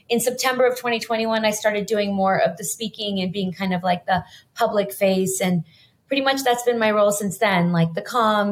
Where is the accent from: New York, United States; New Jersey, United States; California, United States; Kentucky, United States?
California, United States; Los Angeles; I grew up in Los Angeles